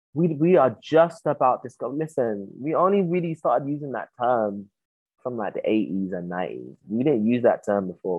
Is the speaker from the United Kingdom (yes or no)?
yes; United Kingdom; I'm a British Ghanaian, but I acknowledge that side of me that has been brought up here